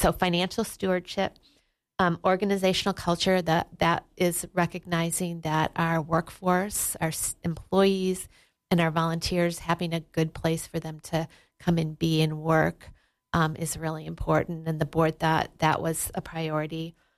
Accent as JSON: {"language": "English", "region": "Wisconsin", "country": "United States", "tie": "born or raised there", "moved": "yes", "lives_now": "Sheridan, United States", "said": "I grew up in Wisconsin"}